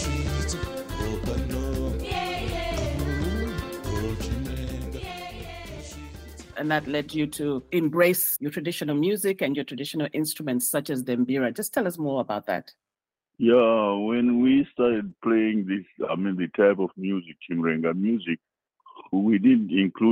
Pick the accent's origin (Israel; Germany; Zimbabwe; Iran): Zimbabwe; moved away as an adult; now in United States; I'm coming from Africa and I'm coming from Zimbabwe.